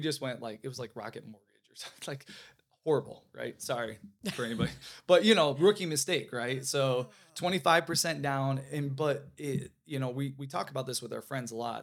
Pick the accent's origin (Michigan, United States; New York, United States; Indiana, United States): Michigan, United States; moved away as an adult; now in Florida, United States; I always say I'm a Midwest kid, so born and raised in Michigan, like a lot of people here. I'm transplant to Florida, so okay. been here for about 12 years